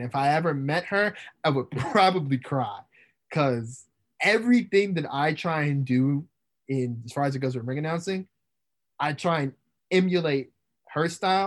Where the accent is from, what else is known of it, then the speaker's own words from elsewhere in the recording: Indiana, United States; growing up in Indiana